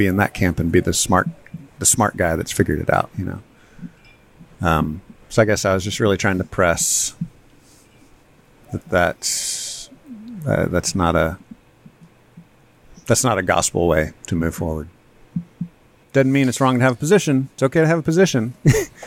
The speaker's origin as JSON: {"language": "English", "region": "Texas", "country": "United States", "said": "I'm a Texan"}